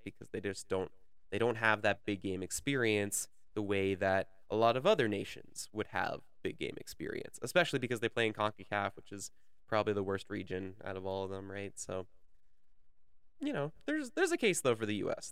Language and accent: English; Canada; my country, Canada. So, first of all, as a Canadian